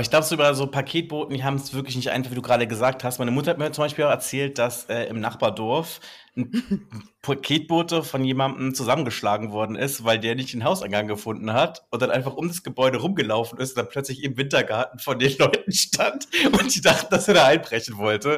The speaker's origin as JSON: {"language": "German", "area": "Black Forest", "region": "Baden-Württemberg", "country": "Germany", "accent": "Swabian", "said": "bei uns im Schwarzwald."}